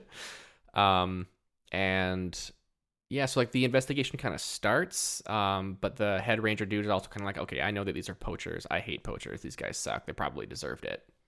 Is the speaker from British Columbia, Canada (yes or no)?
yes; Port Hardy, British Columbia, Canada; I grew up in Port Hardy